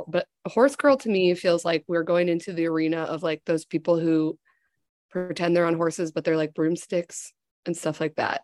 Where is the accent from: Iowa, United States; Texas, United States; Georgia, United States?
Iowa, United States; now in Chicago, United States; I am from Iowa.